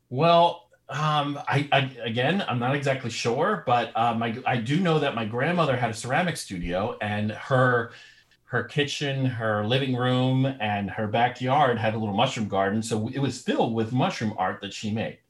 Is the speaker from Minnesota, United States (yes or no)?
no; New York, United States; I'm from New York